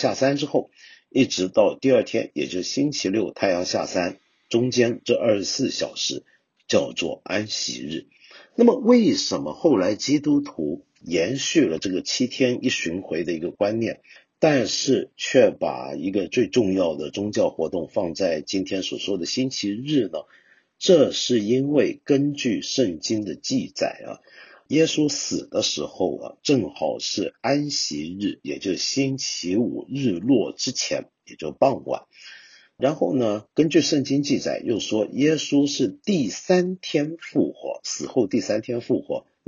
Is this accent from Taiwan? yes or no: no; China; 到了最后啊，我们中国人整体还是接受了今天通行的公元纪年法。